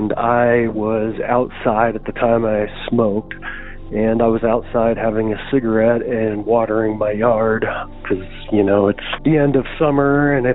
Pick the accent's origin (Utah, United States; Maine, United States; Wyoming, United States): Wyoming, United States; Casper; I'm from Casper, Wyoming